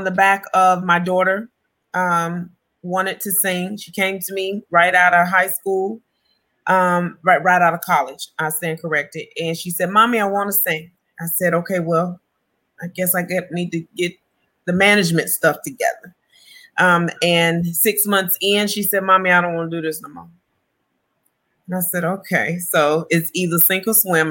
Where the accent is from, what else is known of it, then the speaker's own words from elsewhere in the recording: Tuscaloosa, Alabama, United States; now in Huntsville, United States; I am from Tuscaloosa, Alabama, Roll Tide, and I currently reside in Huntsville, Alabama